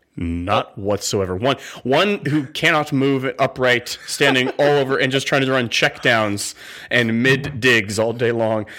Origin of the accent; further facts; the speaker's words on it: West Coast, United States; Growing up on the West Coast